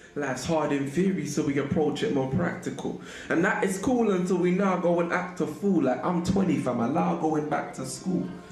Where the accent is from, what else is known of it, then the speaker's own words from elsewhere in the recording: London, United Kingdom; I'm from Harlesden, basically, Northwest London.